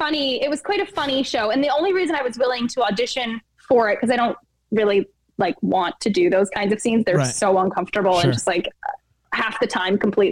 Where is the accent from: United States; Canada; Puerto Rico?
Canada; Alberta; Like, I'm just from Alberta.